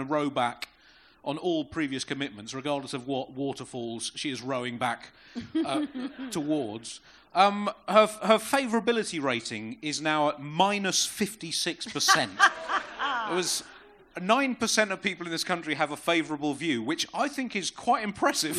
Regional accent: Tunbridge Wells, South East England, United Kingdom; I grew up in Tunbridge Wells

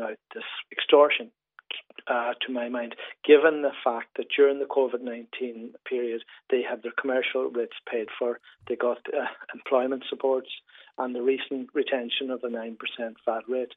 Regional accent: Donegal, Ulster, Ireland; moved away; also born or lived in Dublin; I'm originally from Donegal, as you probably get from my accent

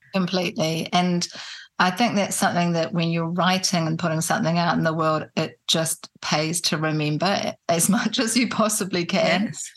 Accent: Auckland, New Zealand; also born or lived in Christchurch, New Zealand / Wellington, New Zealand; I grew up in in New Zealand in Auckland. I was born in Christchurch, but my parents moved quickly to Auckland when I was a baby, and I grew up there. And then I was a teenager in Wellington.

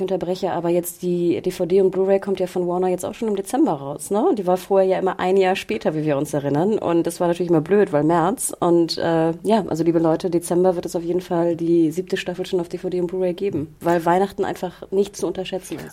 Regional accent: Berlin, Germany; wir als Berliner

